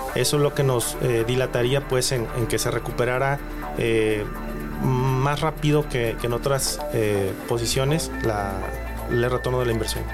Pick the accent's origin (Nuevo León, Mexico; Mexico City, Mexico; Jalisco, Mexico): Jalisco, Mexico; Guadalajara; nosotros tenemos como tapatíos